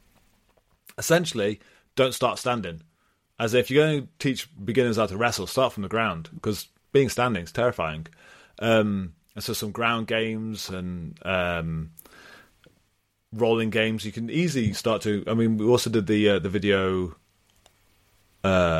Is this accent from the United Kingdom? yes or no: yes; United Kingdom; I'm British